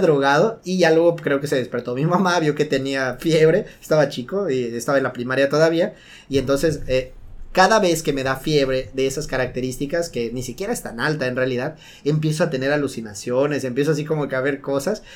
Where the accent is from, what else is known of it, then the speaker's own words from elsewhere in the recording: Yucatán, Mexico; como buen yucateco